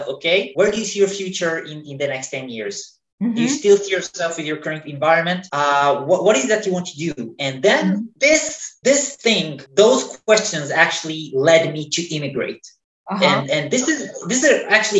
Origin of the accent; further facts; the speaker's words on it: Israel; moved away as an adult; I was born in Israel, in the Middle East